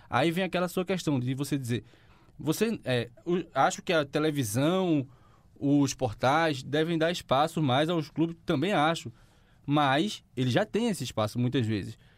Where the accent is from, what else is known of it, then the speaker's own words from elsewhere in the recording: Quipapá, Pernambuco, Brazil; Eu sou nascido em Quipapá